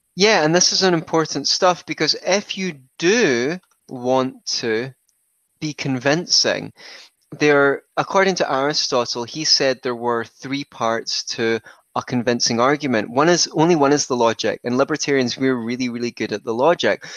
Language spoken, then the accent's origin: English; Scotland, United Kingdom; I grew up in Scotland, where I still reside